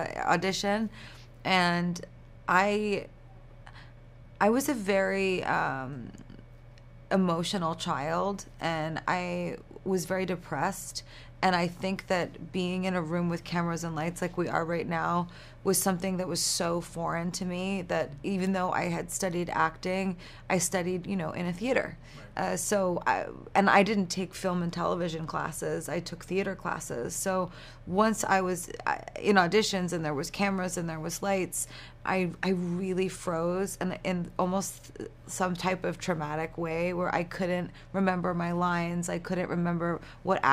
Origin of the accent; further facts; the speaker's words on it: New York, United States; I'm from New York